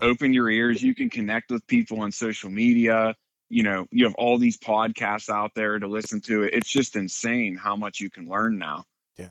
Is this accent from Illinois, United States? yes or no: no; Western Pennsylvania, United States; grew up in Western Pennsylvania. Been out in this area my whole life